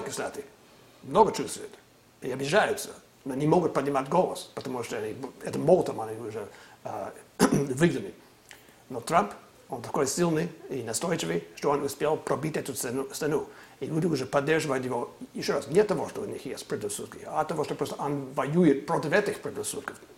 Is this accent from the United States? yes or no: yes; California, United States; Раньше я жил, э, вырос в Калифорнии